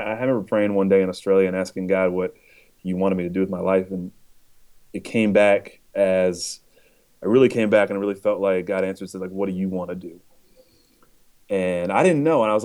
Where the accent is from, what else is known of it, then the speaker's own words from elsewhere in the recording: Chico, California, United States; moved away as an adult; also born or lived in San Diego, California / Wisconsin; now in Nashville, United States; I'm from Northern California. I was born and semi-raised in Chico, California